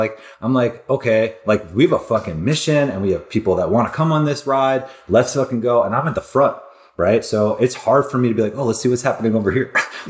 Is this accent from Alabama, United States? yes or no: no; Glen Cove, New York, United States; I'm the oldest of four. I grew up on Long Island, New York in a little city called Glen Cove.